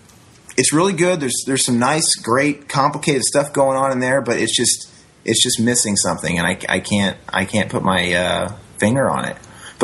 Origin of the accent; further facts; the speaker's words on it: United States; me being American